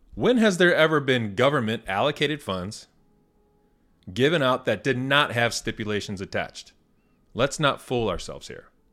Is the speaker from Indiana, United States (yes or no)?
yes; Indiana, United States; born or raised there